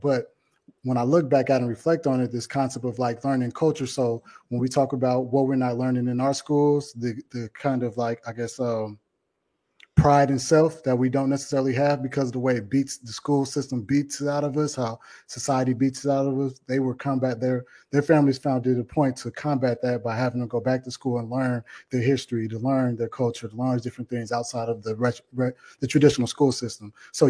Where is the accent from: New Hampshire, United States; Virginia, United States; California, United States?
California, United States; Oakland; I'm from Oakland, and I went to elementary school at Lincoln Elementary, which is in downtown Oakland, which is in the heart of Chinatown.